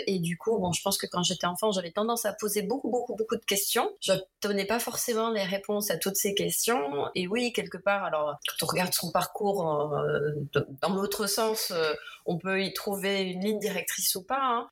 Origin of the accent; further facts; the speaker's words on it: French Polynesia; en vivant en Polynésie, en grandissant en Polynésie